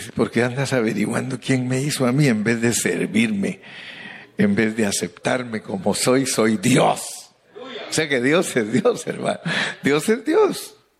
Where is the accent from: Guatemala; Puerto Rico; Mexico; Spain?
Guatemala; Los indígenas de allá donde yo nací